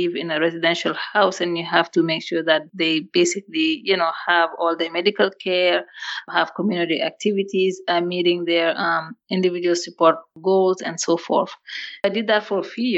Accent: Senegal; English is a second language; moved away as an adult; also born or lived in Mali; now in United States; I grew up in Africa, in West Africa, Senegal.

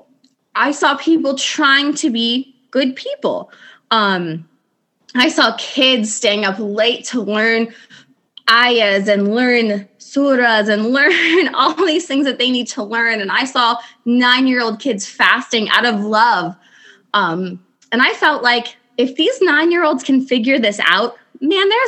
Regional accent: Indiana, United States; I am 33 and I'm from Indiana.

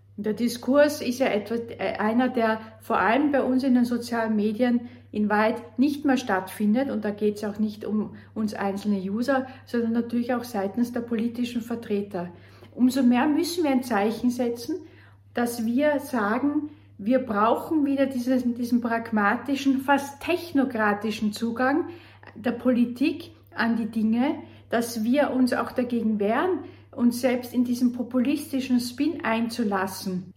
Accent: Austria; bei uns in Österreich

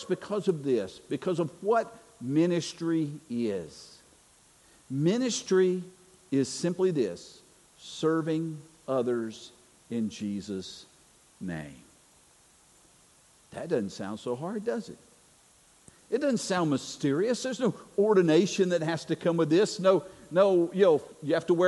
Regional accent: North Carolina, United States; moved away; I'm originally from North Carolina

